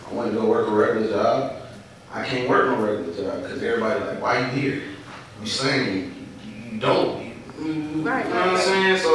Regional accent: Atlanta, Georgia, United States; born there; I was born in Georgia Baptist.

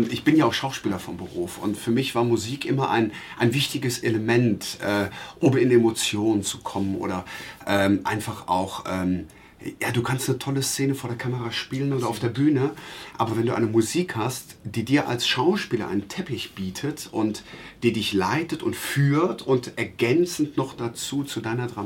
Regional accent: Traben-Trarbach, Rhineland-Palatinate, Germany; born there; In Traben-Trabach, in meiner Geburtsstadt in Rheinland-Pfalz.

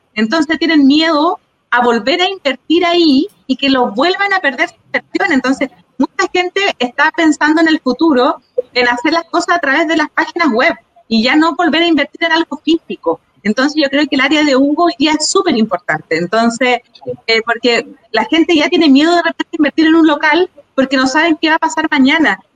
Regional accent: Santiago, Santiago Metropolitan Region, Chile; Yo soy de acá de Peñolén

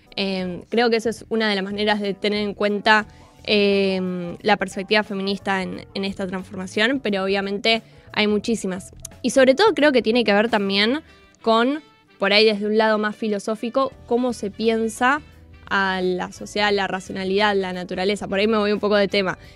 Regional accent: Argentina; como argentinos y como argentinas

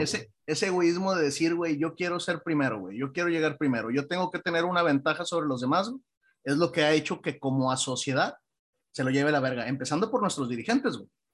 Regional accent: Mexico; nosotros como, como mexicanos

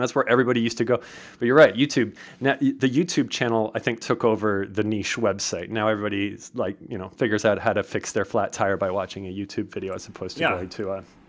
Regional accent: Canada; even as a Canadian, I learned so much.

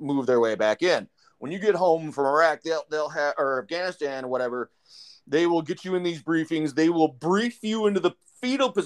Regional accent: Wisconsin, United States; I'm originally from Wisconsin

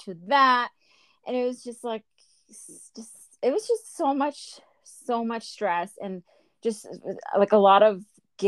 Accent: Inland Empire, San Bernardino County, California, United States; also born or lived in Mexico; I'm from the Inland Empire. San Bernardino County

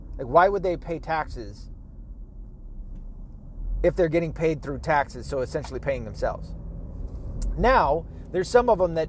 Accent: Arkansas, United States; born there; I was born in Arkansas, so I am technically an Arkansasian. Arkansan.

